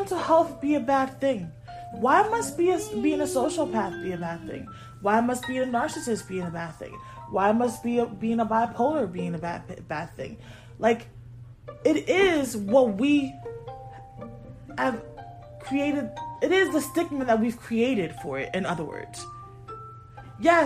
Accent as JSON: {"language": "English", "region": "Connecticut", "country": "United States", "moved": "yes", "said": "I'm originally from Connecticut."}